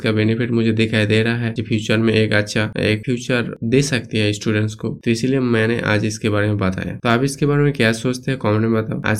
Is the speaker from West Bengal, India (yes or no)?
yes; West Bengal, India; मैं basically waste Bengal से हूँ